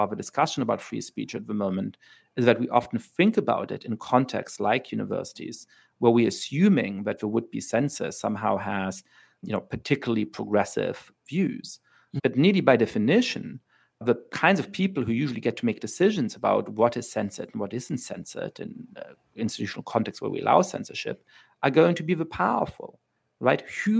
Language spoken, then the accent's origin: English; Germany; I grew up in Germany.